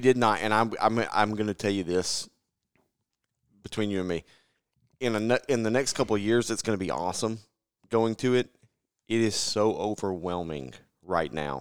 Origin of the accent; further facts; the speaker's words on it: Middle Tennessee, United States; growing up in Middle Tennessee